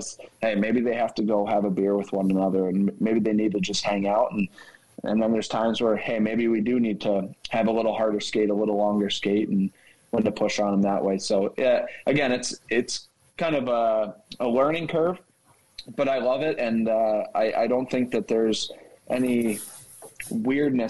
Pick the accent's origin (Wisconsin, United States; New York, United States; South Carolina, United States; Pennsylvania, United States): Pennsylvania, United States; Philadelphia; moved away; I grew up in Philly, so I was a Flyers fan